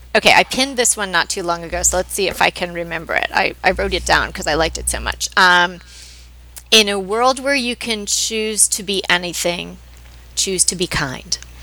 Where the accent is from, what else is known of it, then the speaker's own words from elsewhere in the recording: New York, United States; moved away as an adult; now in Pasadena, United States; grew up on the East Coast. I'm from New York